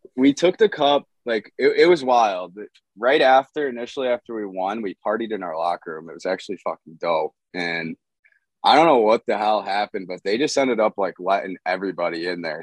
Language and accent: English; Michigan, United States; I'm from Michigan.